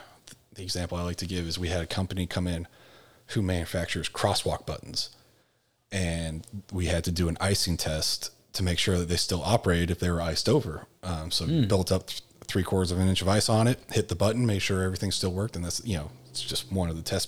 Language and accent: English; Coppell, Texas, United States; growing up in Coppell, there is no like shop